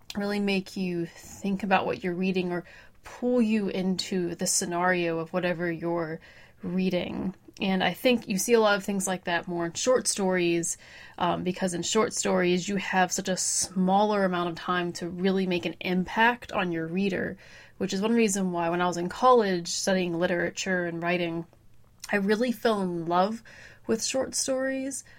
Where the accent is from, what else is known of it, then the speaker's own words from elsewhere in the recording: Pittsburgh, Pennsylvania, United States; from the Pittsburgh, Pennsylvania area, lived here my whole life